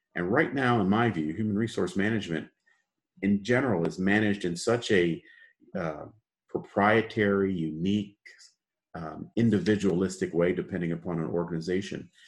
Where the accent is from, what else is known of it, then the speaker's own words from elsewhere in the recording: Chicago, Illinois, United States; also born or lived in Detroit, Michigan; born and raised in the United States, uh, in Chicago